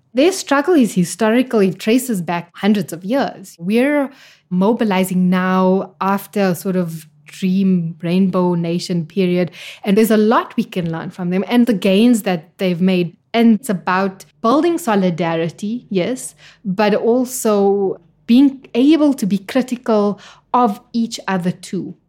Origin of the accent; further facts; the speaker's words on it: Actonville, Gauteng, South Africa; I was born in the East Rand in Johannesburg, a little town called Actonville